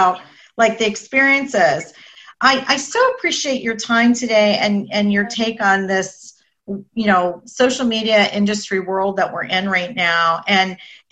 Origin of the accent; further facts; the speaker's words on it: Canada; now in Boca Raton, United States; I'm Canadian